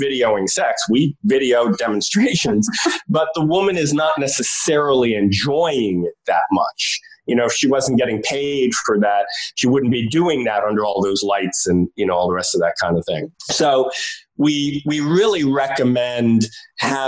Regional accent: New York City, New York, United States; I grew up in New York City in Greenwich Village

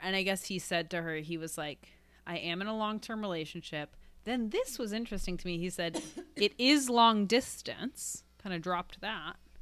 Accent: Evanston, Illinois, United States; from Evanston

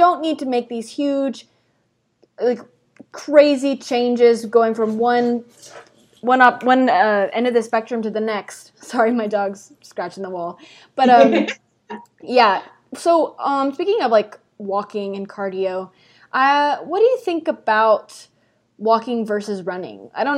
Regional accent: Texas, United States; I'm from Texas.

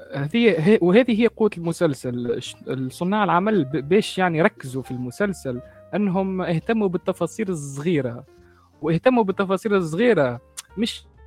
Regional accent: Tunisia; من تونس من قناة شو سولتر تي في

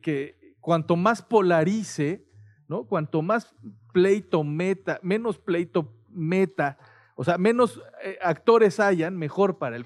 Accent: Mexico; Los mexicanos

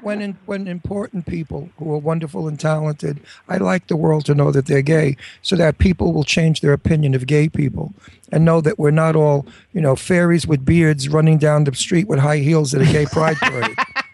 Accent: New York City, New York, United States; I'm from Brooklyn.

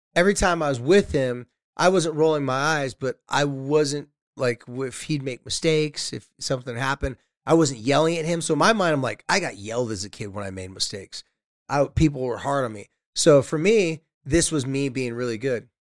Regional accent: Carlsbad, California, United States; my hometown's Carlsbad, Legoland's

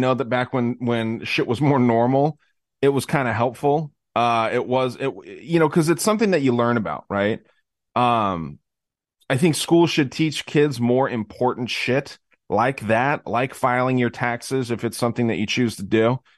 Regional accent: Arizona, United States; my home state here

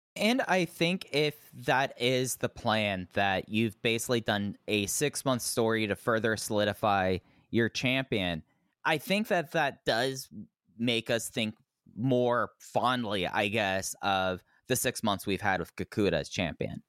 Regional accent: Dallas, Texas, United States; as a kid, and growing up in Dallas, Fort Worth

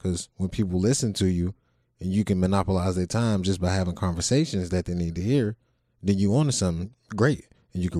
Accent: Youngstown, Ohio, United States; I'm from Ohio, Youngstown

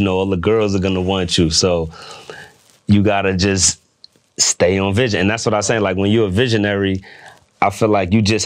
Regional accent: New York, United States; now in Washington, D.C., United States; I'm from New York

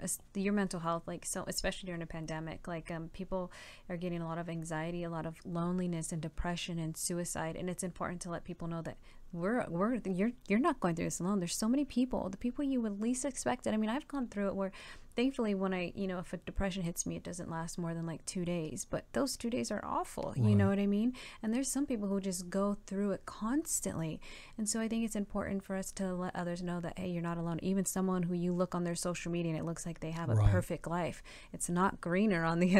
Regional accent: West Covina, California, United States; born there; I mean, I was born in West Covina, yes, but, I moved a lot around a lot because my dad was in the military.

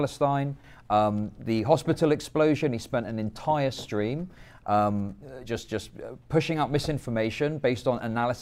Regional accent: United Kingdom; accent: British; my British accent

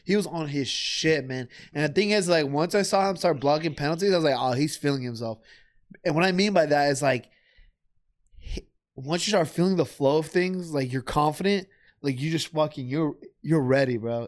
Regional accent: United States; I'm American as well, I was born here

